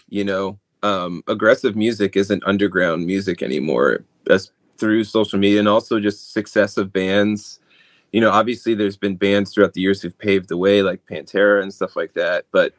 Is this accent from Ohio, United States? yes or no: no; New Jersey, United States; I'm from New Jersey, by the way. So I definitely understand when I tell people I'm from New Jersey, you can imagine all the stereotypes and I'm Italian, so, you know, Jersey Shore.